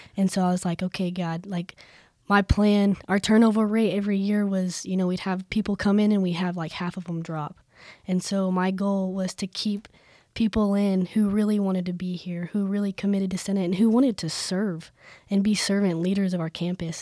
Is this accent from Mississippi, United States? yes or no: no; Plains, Texas, United States; moved away as an adult; now in Lubbock, United States; I'm from Plains, Texas.